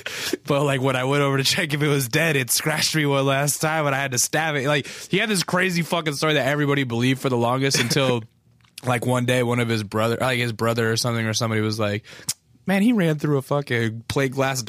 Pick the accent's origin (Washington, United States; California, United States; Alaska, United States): Alaska, United States; accent: Southern; also born or lived in Texas; I was born in Texas because of the Air Force, and then we moved to Alaska because of the Air Force. And so when I moved to Alaska, I was like about 5, and I had a thick, like Southern accent